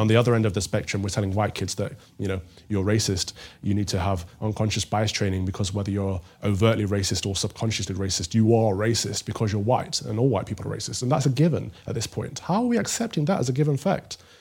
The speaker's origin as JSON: {"language": "English", "town": "Mansfield", "region": "East Midlands", "country": "United Kingdom", "tie": "born or raised there", "said": "I'm from the Midlands, a small town called Mansfield in Nottinghamshire"}